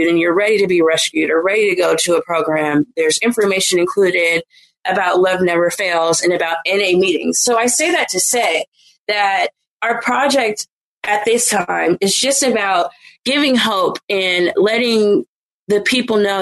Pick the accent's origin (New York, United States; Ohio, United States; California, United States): California, United States; Oakland; I'm from Oakland